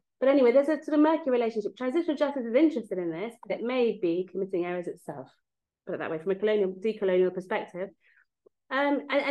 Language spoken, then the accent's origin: English; England, United Kingdom; moved away as an adult; also born or lived in Mexico; now in Belfast, United Kingdom; I'm English